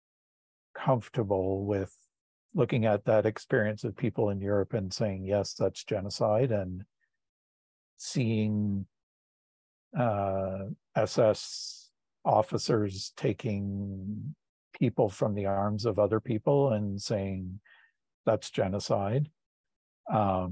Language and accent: English; Tillsonburg, Ontario, Canada; I was born in Tillsonburg, Ontario